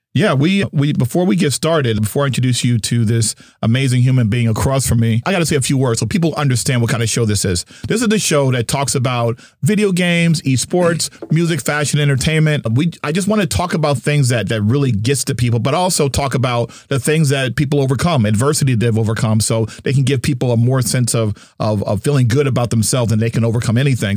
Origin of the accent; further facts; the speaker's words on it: New Jersey, United States; moved away; also born or lived in Dallas, Texas; I'm from New Jersey